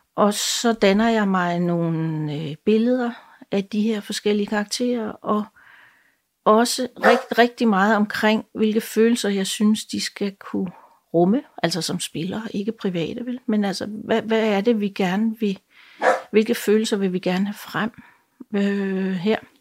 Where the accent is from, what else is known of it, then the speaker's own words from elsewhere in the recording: Jutland, Denmark; moved away; jeg kommer jo oprindeligt fra Jylland